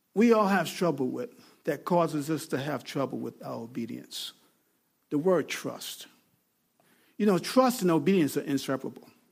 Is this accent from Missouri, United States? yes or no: no; Mount Pleasant, New York, United States; I was born in Grasslands Hospital, Mount Pleasant, New York